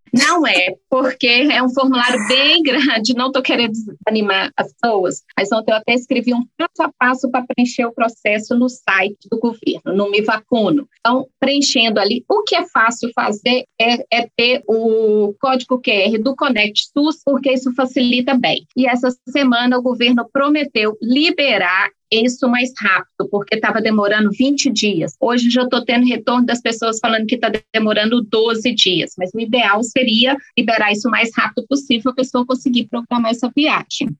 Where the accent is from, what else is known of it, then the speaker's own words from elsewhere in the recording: Belo Horizonte, Minas Gerais, Brazil; moved away as an adult; now in Santiago, Chile; eu sou mineira de Belo Horizonte, moro em Santiago há sete anos